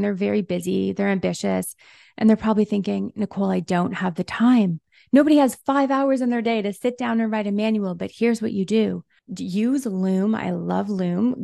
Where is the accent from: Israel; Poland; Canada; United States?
Canada; also born or lived in Toronto; I am Canadian. I'm in Toronto